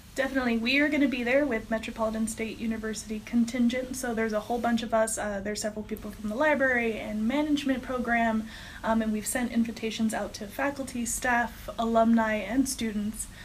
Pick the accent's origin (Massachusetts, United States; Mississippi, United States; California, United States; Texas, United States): Texas, United States; moved away as an adult; I'm actually from Texas